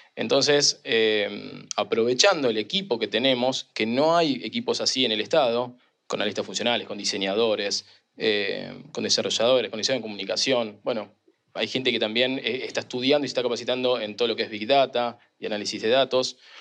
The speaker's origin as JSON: {"language": "Spanish", "town": "Quilmes", "region": "Buenos Aires Province", "country": "Argentina", "said": "soy de Quilmes pero siempre trabajé en, Nación, en Capital Federal"}